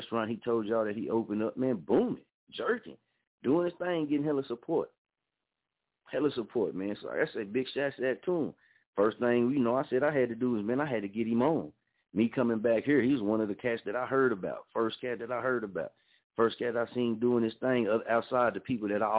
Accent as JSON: {"language": "English", "town": "Muskogee", "region": "Oklahoma", "country": "United States", "tie": "born or raised there", "moved": "as an adult", "said": "I'm from here, born and raised in Muskogee, Oklahoma"}